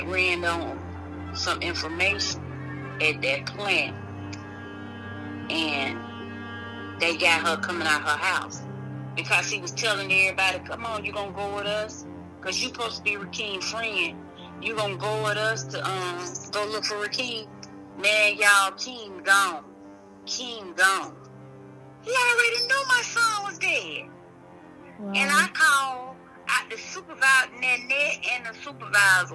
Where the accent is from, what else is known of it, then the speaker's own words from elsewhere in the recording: Boone, Alabama, United States; moved away as an adult; now in Montgomery, United States; I'm not from here. I'm from Boone, Alabama